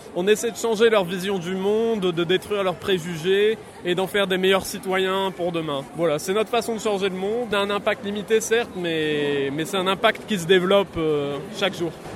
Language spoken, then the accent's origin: French; Finistère, Brittany, France; moved away; je suis originaire du Finistère